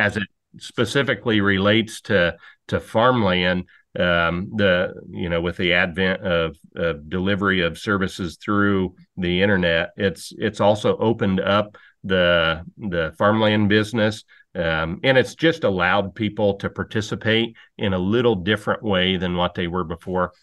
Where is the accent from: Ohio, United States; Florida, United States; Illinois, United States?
Illinois, United States; Bushnell; I grew up in McDonough County, Illinois, outside of a little farming town called Bushnell.